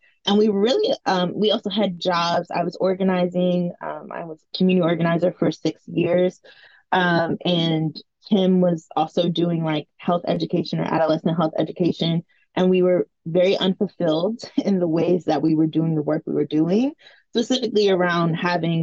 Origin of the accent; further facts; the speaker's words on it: New York City, New York, United States; the sex education we did not have as young Black girls growing up in Brooklyn, New York.